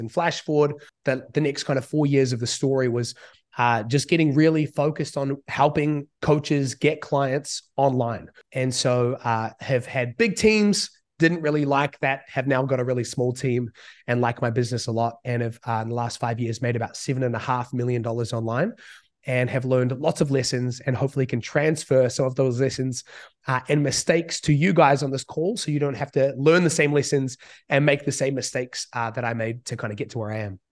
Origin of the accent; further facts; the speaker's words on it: New Zealand; moved away as an adult; now in Bali, Indonesia; I grew up in New Zealand